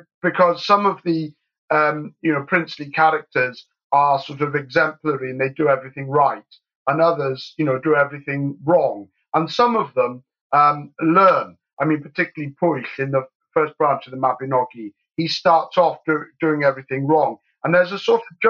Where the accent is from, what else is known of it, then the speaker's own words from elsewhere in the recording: England, United Kingdom; also born or lived in Scotland; I was born in Scotland and brought up in England